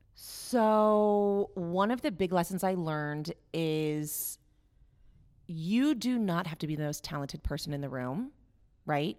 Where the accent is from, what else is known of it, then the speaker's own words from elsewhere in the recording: West Virginia, United States; moved away as an adult; I'm from West Virginia originally